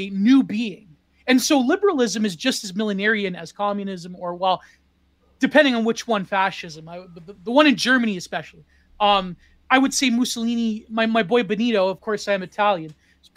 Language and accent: English; Canada; I come from Canada and I come from a non-place